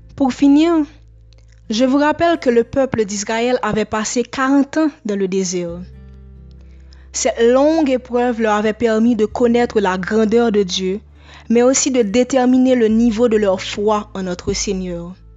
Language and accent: French; Haiti; je suis haïtienne